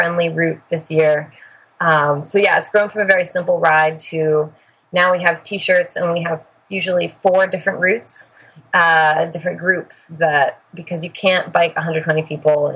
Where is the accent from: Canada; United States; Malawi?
United States; Vermont; moved away; also born or lived in Boston; I grew up in Vermont mostly